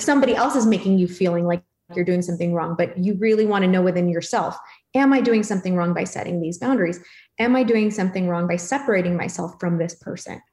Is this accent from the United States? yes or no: no; Philippines; I'm Filipino